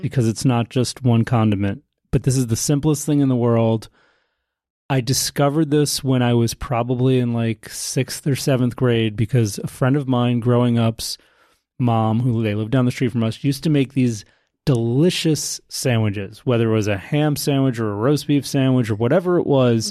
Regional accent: United States; I grew up in America

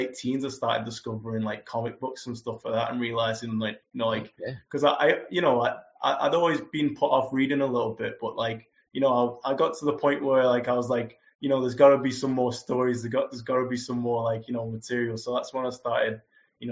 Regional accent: Liverpool, North West England, United Kingdom; also born or lived in Nottingham; I was raised just outside of Liverpool in England

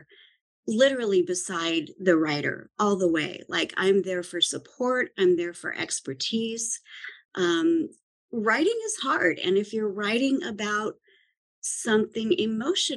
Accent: Idaho, United States; moved away; also born or lived in California / New York; I grew up in Idaho, and then I lived in California for a while, lived in New York for a while

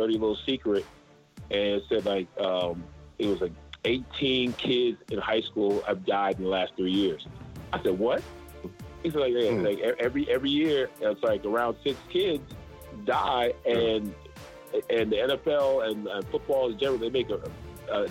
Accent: Charleston, United States; now in Atlanta, United States; I grew up in Charleston.

